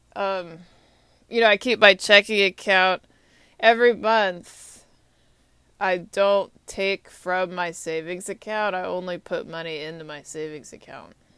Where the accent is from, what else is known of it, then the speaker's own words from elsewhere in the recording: Texas, United States; moved away as an adult; also born or lived in Atlanta, Georgia; now in Washington, D.C., United States; I'm from Texas